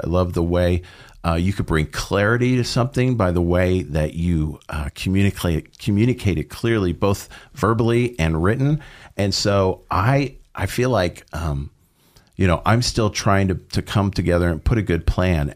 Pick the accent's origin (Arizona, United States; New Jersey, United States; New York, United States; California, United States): California, United States; Southern; moved away; I uh, grew up in Southern California